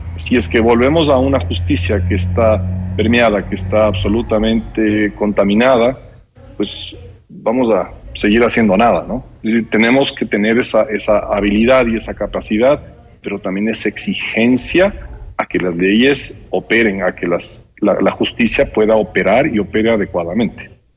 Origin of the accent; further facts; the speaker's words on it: Ecuador; todos nosotros como ecuatorianos